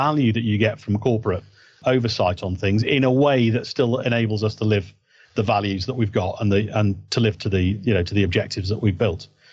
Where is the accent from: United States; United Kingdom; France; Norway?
United Kingdom; Yorkshire and the Humber; I'm a Yorkshireman